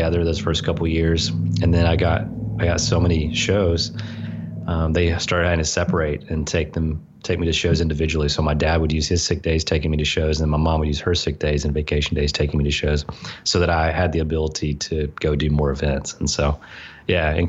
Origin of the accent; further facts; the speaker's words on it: the South, United States; growing up in the South in a pretty legalistic religious environment